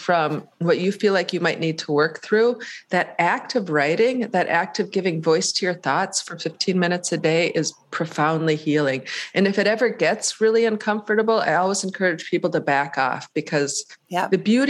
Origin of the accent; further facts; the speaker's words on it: Painesville, Ohio, United States; And in the town of Painesville, my hometown is called Painesville, ironically, there was a curfew siren at night